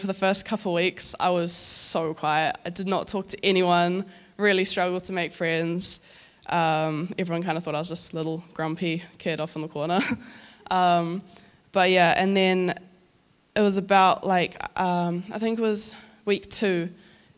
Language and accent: English; Auckland, New Zealand; also born or lived in Northland; I'm from Northland, but I grew up in Auckland.